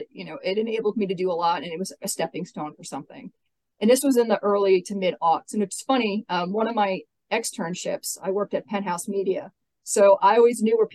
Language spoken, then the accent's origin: English; Staten Island, New York, United States; I started off, I'm from New York City. Uh, I was born and raised in Staten Island. I got rid of my accent on purpose.